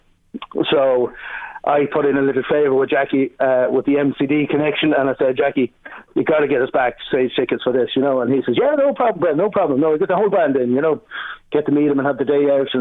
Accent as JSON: {"language": "English", "town": "Tullyallan", "region": "County Louth", "country": "Ireland", "tie": "born or raised there", "said": "I grew up in Tullyallan"}